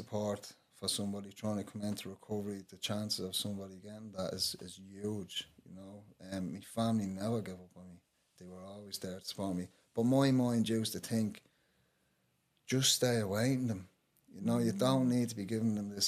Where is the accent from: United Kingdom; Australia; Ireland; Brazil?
Ireland; Dublin, Leinster; I grew up in Henrietta Street